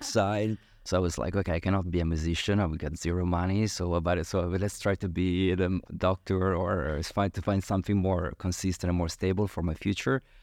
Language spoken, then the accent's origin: English; Milan, Lombardy, Italy; moved away as an adult; also born or lived in Genoa; now in Dubai, United Arab Emirates; I'm from Italy, and so I'm from Milano, from the countryside, actually